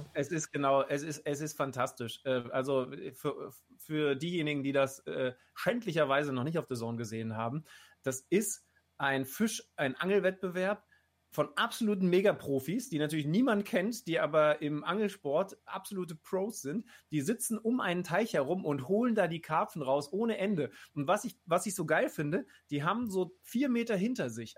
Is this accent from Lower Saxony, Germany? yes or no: yes; Lower Saxony, Germany; ich bin ja auch Niedersachse